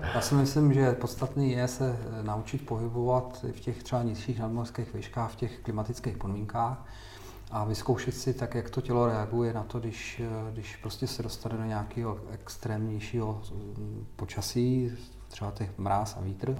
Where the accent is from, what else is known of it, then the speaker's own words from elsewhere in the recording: Czechia; Já jsem hrdý na to, že jsem, že jsem Čech